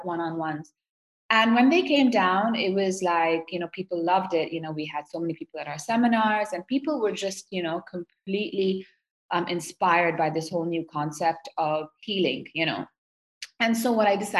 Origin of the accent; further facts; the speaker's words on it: Seoul, South Korea; I grew up in Seoul, South Korea.